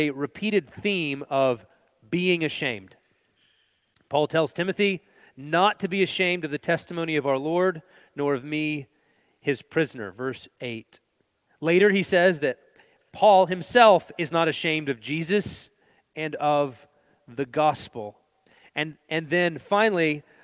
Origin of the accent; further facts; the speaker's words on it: Texas, United States; moved away; We're originally from Texas